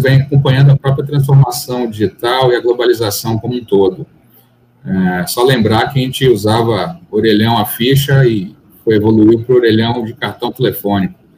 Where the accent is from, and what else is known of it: Salvador, Bahia, Brazil; born or raised there; also born or lived in São Paulo